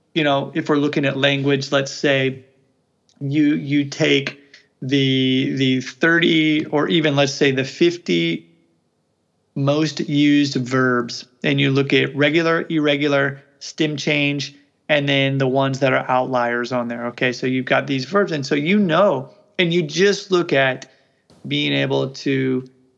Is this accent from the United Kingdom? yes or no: no; Midwest of the United States, United States; first language English; I'm from the Midwest of the United States